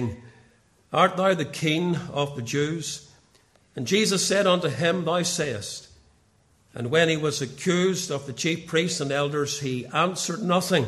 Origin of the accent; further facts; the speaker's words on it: Portadown, Northern Ireland, United Kingdom; now in Ballymoney, United Kingdom; I grew up in Portadown